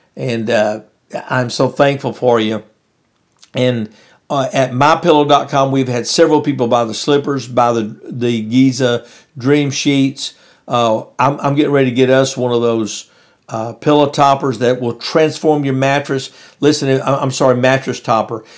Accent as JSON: {"language": "English", "town": "West Monroe", "region": "Louisiana", "country": "United States", "tie": "born or raised there", "said": "I was up in West Monroe, Louisiana."}